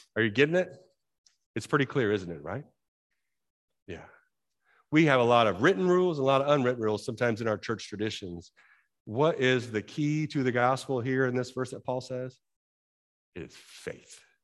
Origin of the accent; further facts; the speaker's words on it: United States